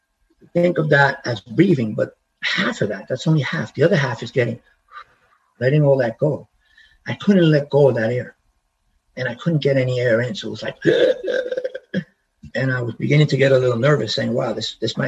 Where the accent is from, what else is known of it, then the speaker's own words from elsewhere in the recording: New York City, New York, United States; moved away; I grew up in the Bronx